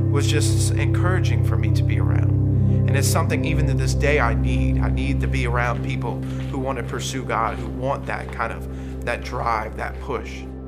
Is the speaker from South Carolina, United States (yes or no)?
yes; Charleston, South Carolina, United States; I was born in Charleston, South Carolina